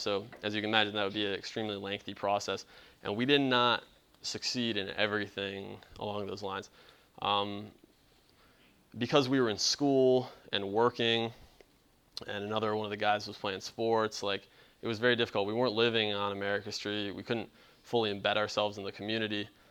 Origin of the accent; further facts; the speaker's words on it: Cleveland, Ohio, United States; now in Charleston, United States; I'm not from the South, I'm originally from Cleveland